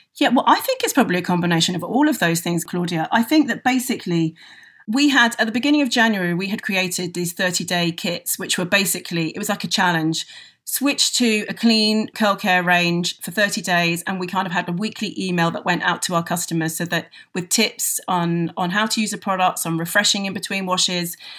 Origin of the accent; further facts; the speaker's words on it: London, United Kingdom; I'm a Londoner